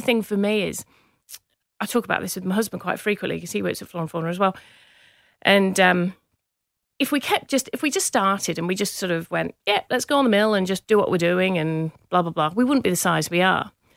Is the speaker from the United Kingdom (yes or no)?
yes; Manchester, North West England, United Kingdom; accent: English; moved away; also born or lived in Cheshire; I grew up in Manchester, in the U K